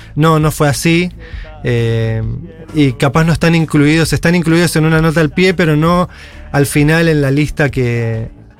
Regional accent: Buenos Aires Province, Argentina; en el oeste, que es de donde soy

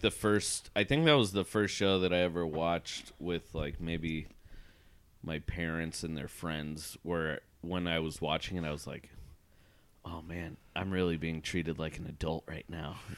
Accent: Portland, Oregon, United States; moved away; I was just in Portland for two weeks, my hometown

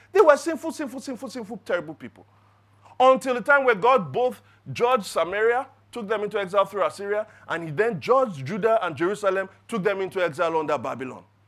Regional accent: Lagos, Nigeria; growing up in Lagos, growing up in Nigeria

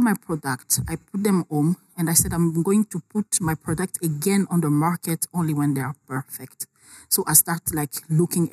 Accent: Kisangani, Tshopo, DR Congo; I'm from Kisangani, a small town

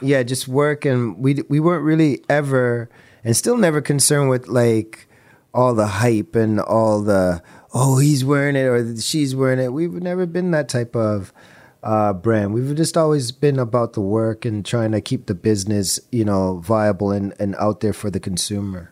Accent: Toronto, Ontario, Canada; we're from Toronto

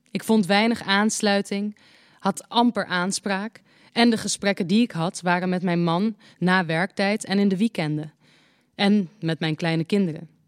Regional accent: Morocco; We leerden elkaar kennen in Marokko, waar ik geboren ben. Het was in de tijd dat Frankrijk het voor het zeggen had.

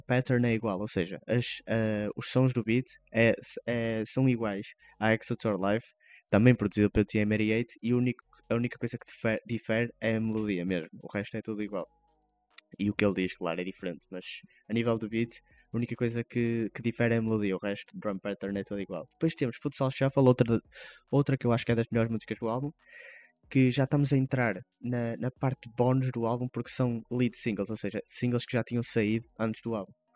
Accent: Vila Nova de Gaia, Norte, Portugal; cá de Gaia, de onde eu sou natural

